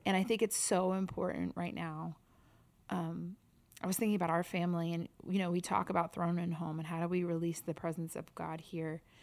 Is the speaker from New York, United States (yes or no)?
yes; New York, United States; growing up in New York